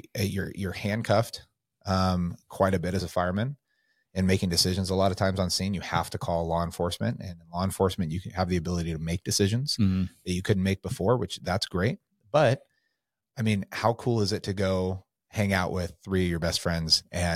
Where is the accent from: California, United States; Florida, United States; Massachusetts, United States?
California, United States; now in Coeur d'Alene, United States; I came from California. We came up here in 2019.